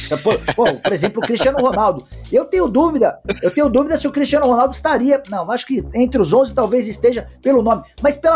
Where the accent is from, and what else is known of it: Brazil